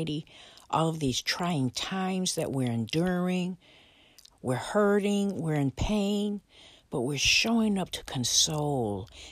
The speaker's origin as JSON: {"language": "English", "town": "Buffalo", "region": "New York", "country": "United States", "tie": "born or raised there", "said": "my hometown, Buffalo, New York"}